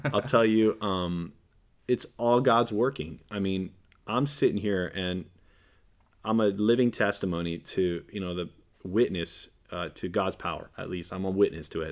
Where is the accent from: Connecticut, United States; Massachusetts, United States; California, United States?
California, United States; I'm a Californian